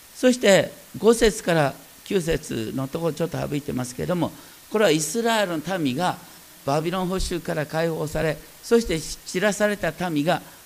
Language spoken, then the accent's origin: Japanese; foot of Mount Asahi, Hokkaido, Japan; moved away; 僕は大雪山の麓あの旭岳の麓で生まれた今バスも通ってないよ旭川に行こうとったってこう本当にど田舎ね